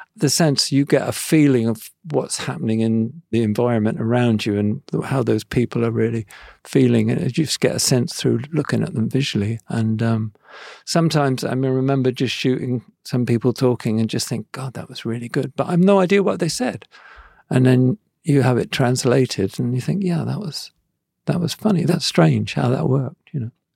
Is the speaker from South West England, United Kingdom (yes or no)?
yes; Devon, South West England, United Kingdom; I'm from Devon. I'm sort of from a countryside, really.